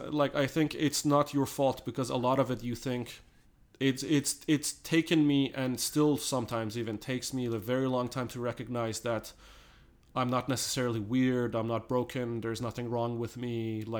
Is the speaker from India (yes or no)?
no; Canada; like, hell yeah, like, damn straight, I am Canadian